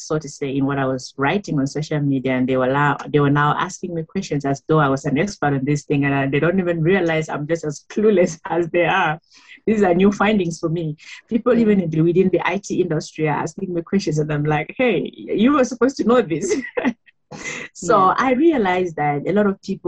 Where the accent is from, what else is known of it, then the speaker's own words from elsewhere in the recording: Cameroon; moved away as an adult; now in South Africa; I am from Cameroon. I have been in South Africa for 14 years now